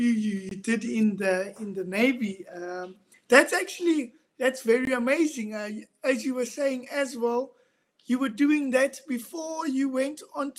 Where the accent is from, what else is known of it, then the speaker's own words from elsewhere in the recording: South Africa; also born or lived in Cape Town; We grew up in South Africa hearing about those kind of fighters